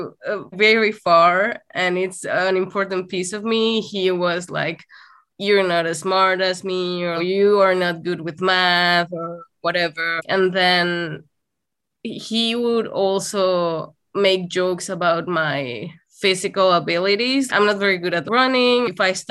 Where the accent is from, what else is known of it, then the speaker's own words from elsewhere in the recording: Saltillo, Coahuila, Mexico; moved away; We dated in my hometown, which was Saltillo, Coahuila, and which is in the north of Mexico